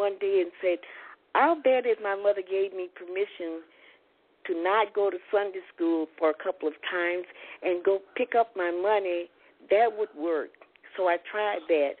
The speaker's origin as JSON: {"language": "English", "town": "Houston", "region": "Texas", "country": "United States", "tie": "born or raised there", "said": "growing up in Houston, it just seemed as though everybody had a job"}